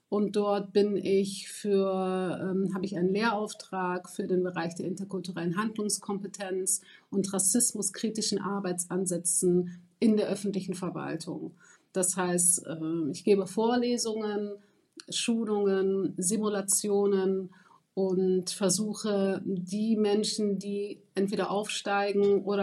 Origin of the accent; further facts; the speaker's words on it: Germany; ich bin 38 Jahre alt, ähm, ich bin Deutsch-Marokkanerin